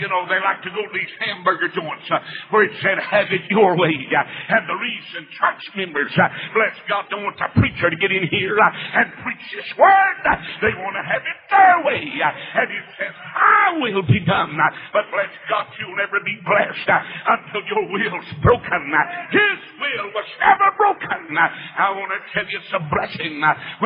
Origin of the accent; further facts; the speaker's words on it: North Carolina, United States; moved away as an adult; now in Atlanta, United States; I was born in North Carolina. I'm a Tar Heel.